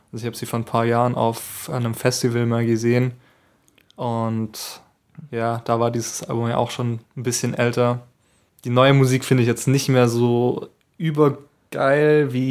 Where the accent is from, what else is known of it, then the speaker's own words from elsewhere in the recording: Baden-Württemberg, Germany; Nee, Baden-Württemberg.